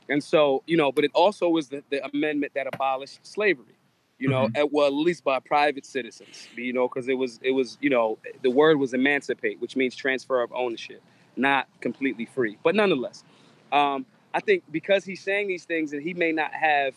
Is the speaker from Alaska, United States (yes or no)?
no; Philadelphia, Pennsylvania, United States; I'm from Philly